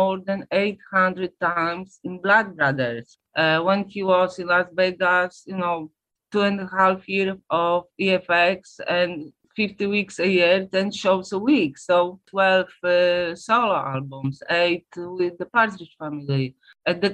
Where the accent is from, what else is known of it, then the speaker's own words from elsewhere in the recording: Poland; English is a second language; I'm from Poland, and in the 70s, Poland was a communist country